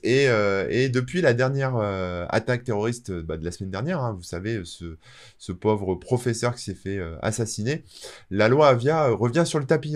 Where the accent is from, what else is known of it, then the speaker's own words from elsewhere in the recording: France; je suis français